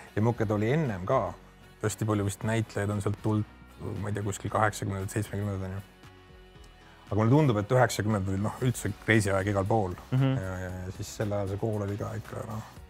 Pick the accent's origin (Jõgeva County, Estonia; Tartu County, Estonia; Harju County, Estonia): Harju County, Estonia; Tallinn; also born or lived in Lasnamäe, Tallinn; sündisin tegelikult Lasnamäel, aga kooli läksin Mustamäel